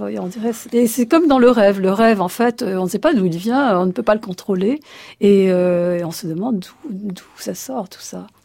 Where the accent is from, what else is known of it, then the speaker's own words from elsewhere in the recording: Egypt; moved away; je suis nomade puisque je suis née euh, en Égypte.